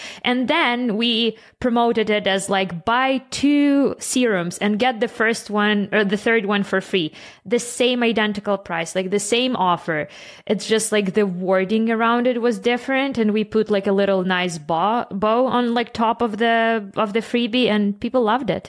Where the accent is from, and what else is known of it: Canada